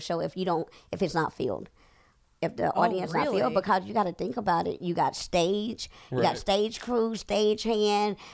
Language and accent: English; Corsicana, Texas, United States; moved away as an adult; also born or lived in Dallas, Texas / Irving, Texas; now in Atlanta, United States; I'm from Corsicana